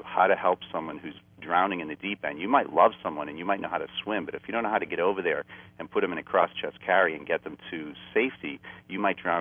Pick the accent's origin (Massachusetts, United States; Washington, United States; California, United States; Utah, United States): Massachusetts, United States; Boston; moved away; I'm from a traditional Boston, you know, American Boston Irish upbringing